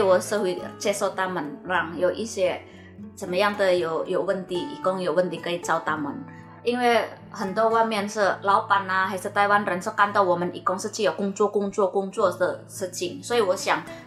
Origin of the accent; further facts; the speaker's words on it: Indonesia; now in Taiwan; 我是印尼的